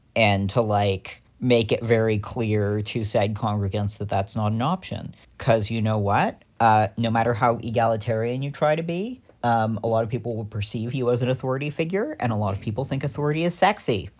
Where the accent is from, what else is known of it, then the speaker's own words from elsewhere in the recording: California, United States; I am a Californian with a lapsed Catholic dad.